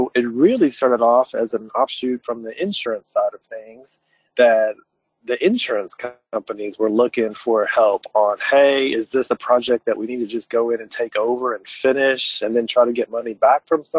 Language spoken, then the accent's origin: English; Lexington, Kentucky, United States; also born or lived in Alabama; I'm from Lexington originally. I grew up there